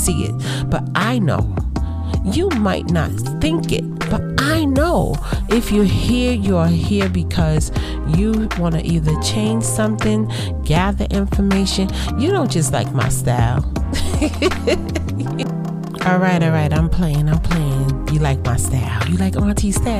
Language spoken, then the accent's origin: English; New York City, New York, United States; moved away